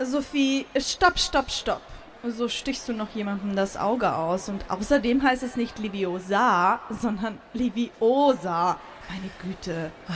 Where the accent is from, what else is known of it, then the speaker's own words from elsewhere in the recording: Vorarlberg, Austria; moved away as an adult; also born or lived in Hamburg; now in Germany; Und natürlich immer noch Vorarlbergerin, so steht's im Papier